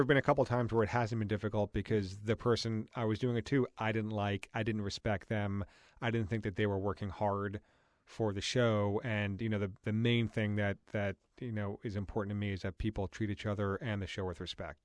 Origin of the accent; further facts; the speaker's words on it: New York, United States; moved away; growing up in New York and going to a private school in that world